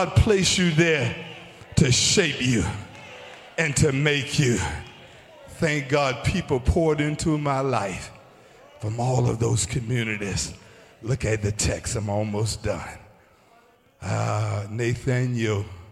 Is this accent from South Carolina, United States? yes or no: yes; Columbia, South Carolina, United States; I was born in Taylor's. I moved to Little Camden. I moved to Arthur Town. I then moved to Eastway Park.